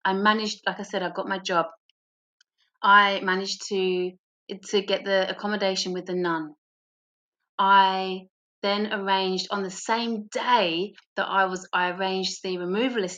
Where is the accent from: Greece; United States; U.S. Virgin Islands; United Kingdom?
United Kingdom; England; moved away as an adult; now in Australia; as an English person in Australia